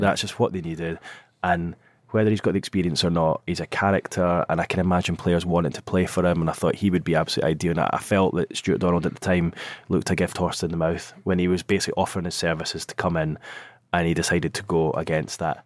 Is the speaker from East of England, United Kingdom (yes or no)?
no; Scotland, United Kingdom; accent: Scottish; now in North East England, United Kingdom; you can hear it in my accent, I'm Scottish.